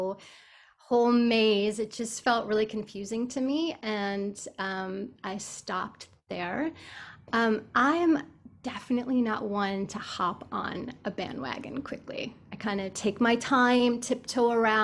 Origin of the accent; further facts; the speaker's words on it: Buffalo, New York, United States; I grew up in Buffalo, New York